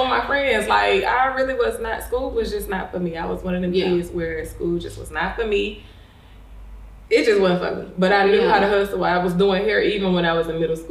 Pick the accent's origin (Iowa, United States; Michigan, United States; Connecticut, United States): Michigan, United States; Flint; I grew up in Flint, Michigan, but it was a city inside, like right next to Flint, which is called Beecher